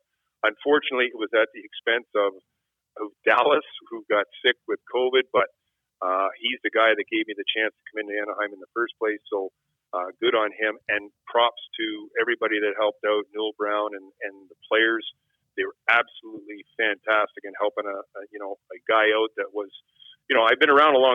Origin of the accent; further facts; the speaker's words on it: Toronto, Ontario, Canada; moved away; Toronto, which is, you know, my hometown, and my childhood dream was playing for the Leafs